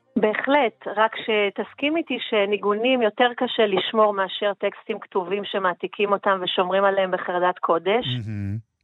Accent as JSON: {"language": "Hebrew", "country": "Iran", "tie": "born or raised there", "moved": "yes", "lives_now": "Israel", "said": "נכון, נולדתי שם. ההורים התחתנו בישראל וירדו למצרים כמעט, ירדו לפרס בחזרה, לאיראן"}